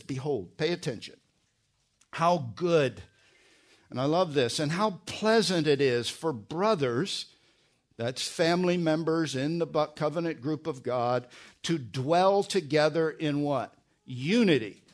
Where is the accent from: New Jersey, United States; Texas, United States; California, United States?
New Jersey, United States; moved away; also born or lived in Pennsylvania; I was born in Pennsylvania, grew up in New Jersey.